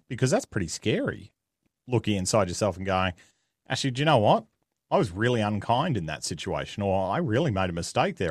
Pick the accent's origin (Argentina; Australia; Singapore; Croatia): Australia; accent: Australian; I am Australian, if the accent didn't give it away